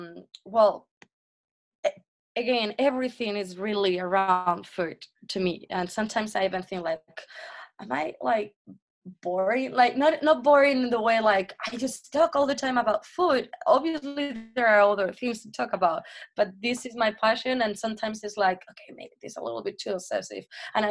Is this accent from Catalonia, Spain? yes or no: no; Madrid, Community of Madrid, Spain; English is a second language; also born or lived in Belgium / United States / Vietnam; Basically, I'm from Madrid. I have pretty much lived here all my life, except a couple of times that I lived abroad. I lived in Belgium for a year.